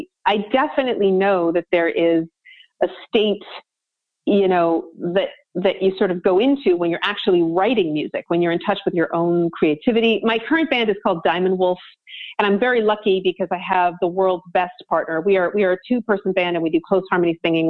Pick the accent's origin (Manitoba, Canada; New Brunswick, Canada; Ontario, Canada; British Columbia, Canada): British Columbia, Canada; Vancouver; And I'm from Vancouver, BC. I mean, I grew up two blocks from the beach.